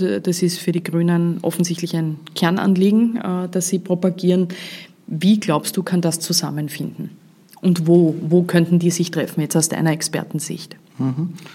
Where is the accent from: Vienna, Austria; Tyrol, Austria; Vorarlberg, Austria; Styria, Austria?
Vorarlberg, Austria; Als Vorarlbergerin